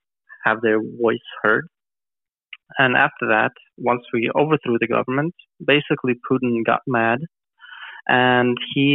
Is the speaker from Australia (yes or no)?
no; Kramatorsk, Donetsk Oblast, Ukraine; I was there with my parents in Kramatorsk, in my hometown